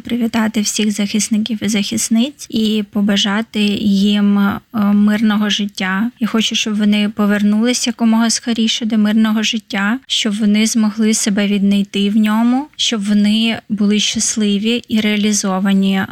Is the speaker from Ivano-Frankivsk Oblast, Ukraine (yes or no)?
yes; Ivano-Frankivsk Oblast, Ukraine; я з Івано-Франківської області